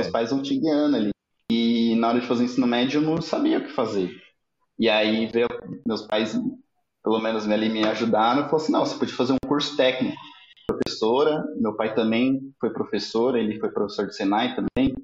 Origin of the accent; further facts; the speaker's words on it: Osasco, São Paulo, Brazil; nasci em Osasco, é, me mudei para a cidade, morei no interior de São Paulo, voltei para São Paulo